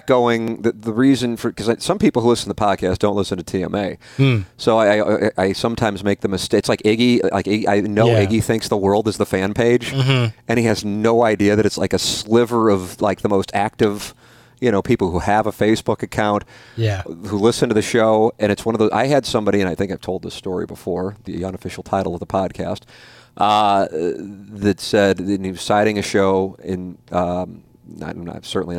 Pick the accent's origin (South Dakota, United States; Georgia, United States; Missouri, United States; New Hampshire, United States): Missouri, United States; I mean, I grew up in Missouri, but I'm not a Missouri fan.